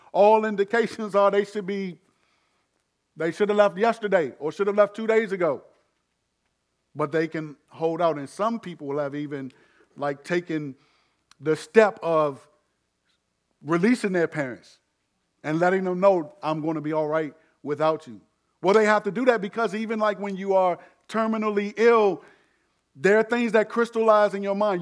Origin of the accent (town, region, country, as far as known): United States